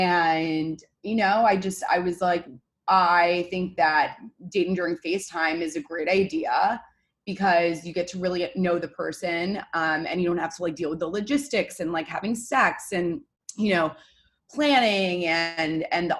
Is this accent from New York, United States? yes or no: yes; New York City, New York, United States; Born and raised in Manhattan.